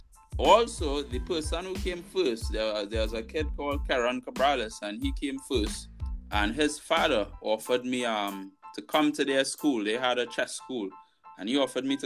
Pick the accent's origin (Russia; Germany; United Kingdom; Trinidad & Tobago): Trinidad & Tobago; Arima; I'm from Arima